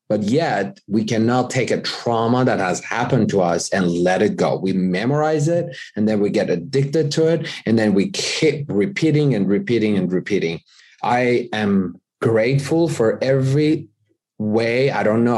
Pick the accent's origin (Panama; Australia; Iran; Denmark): Iran; moved away as an adult; now in United States; I was born in the U S, but I was raised in Iran